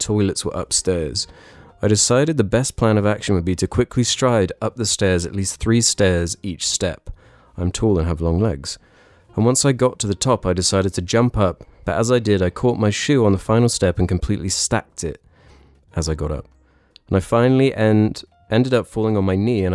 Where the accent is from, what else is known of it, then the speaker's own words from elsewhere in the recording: United Kingdom; I feel like I'm a British traitor.